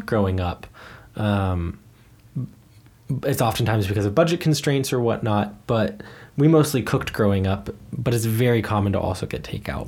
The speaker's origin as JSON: {"language": "English", "country": "United States", "also_born_or_lived": "Germany", "said": "I'm an American living in the US."}